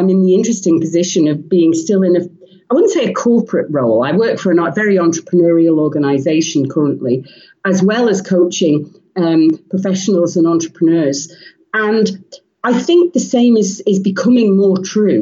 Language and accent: English; Isle of Man; also born or lived in England; I grew up in the Isle of Man, and I went off to England to do a degree